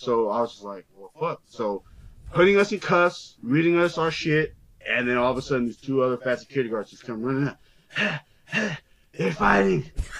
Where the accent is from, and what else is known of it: California, United States